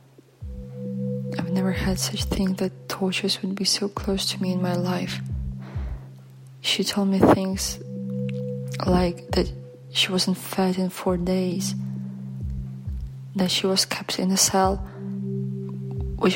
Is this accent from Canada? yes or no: no; Belarus; English is a second language; moved away; I'm from Belarus